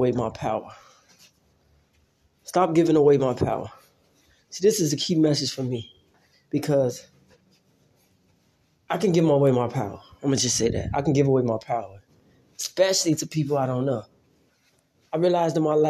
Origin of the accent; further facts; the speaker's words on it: Chicago, Illinois, United States; I grew up in Chicago